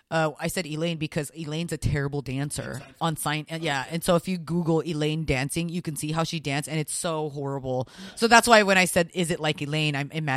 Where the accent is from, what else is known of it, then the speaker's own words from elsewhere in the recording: Philippines; I'm Filipino, dude.